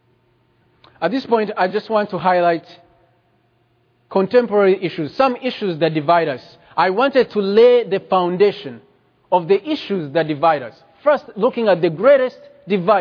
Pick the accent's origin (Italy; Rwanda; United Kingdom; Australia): Rwanda; moved away; I come from Rwanda